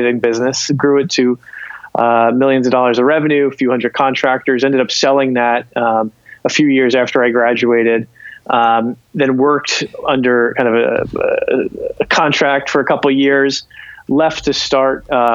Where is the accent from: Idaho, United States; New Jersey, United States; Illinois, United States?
New Jersey, United States; South Plainfield; also born or lived in Pennington, New Jersey; I'm from South Plainfield, New Jersey originally